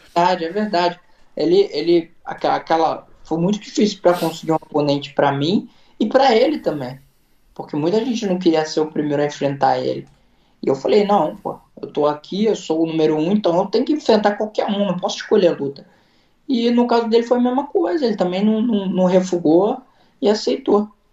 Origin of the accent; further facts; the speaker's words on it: Brazil; also born or lived in Long Branch, New Jersey; now in Florida, United States; se eu sou brasileiro